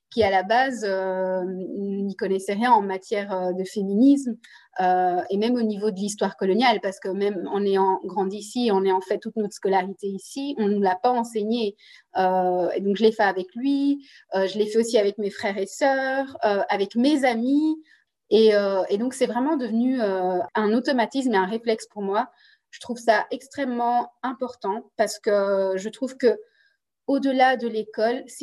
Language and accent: French; DR Congo; accent: Congolese; French is a second language; now in Belgium; Belgique pour essayer de m'intégrer au mieux dans la société belge on m'avait demandé d'arrêter de parler ma langue maternelle, euh, de travailler sur mon accent congolais